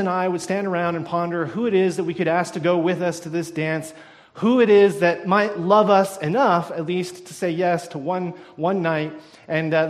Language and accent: English; United States; now in Canada; being an American, I haven't really noticed something really similar to this here in Canada